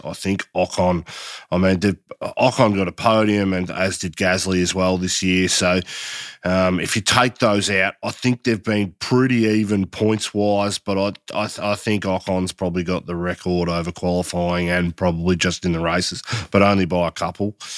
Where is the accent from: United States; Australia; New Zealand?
Australia; I, as an Aussie